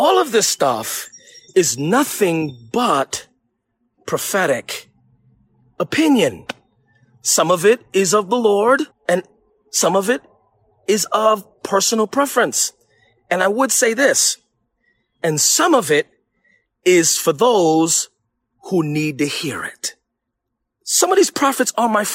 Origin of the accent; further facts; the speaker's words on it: New York City, New York, United States; I'm from New York